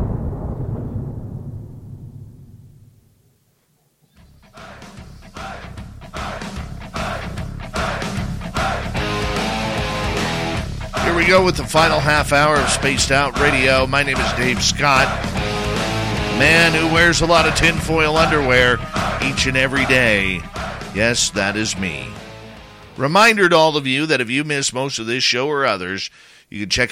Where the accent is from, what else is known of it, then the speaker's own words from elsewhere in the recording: Abbotsford, British Columbia, Canada; my hometown of Abbotsford, British Columbia